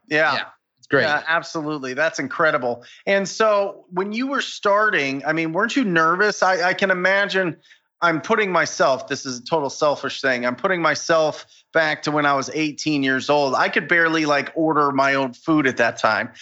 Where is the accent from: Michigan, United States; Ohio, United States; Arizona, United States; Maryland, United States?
Arizona, United States; my home state of Arizona